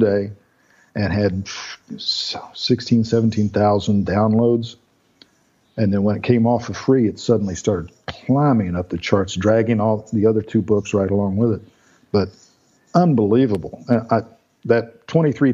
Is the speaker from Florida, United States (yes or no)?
yes; Melbourne, Florida, United States; I grew up over in Melbourne